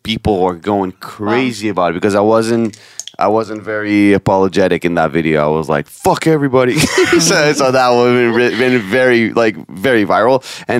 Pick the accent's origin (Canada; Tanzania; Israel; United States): Israel; also born or lived in Judea and Samaria; I'm a comedian from Israel.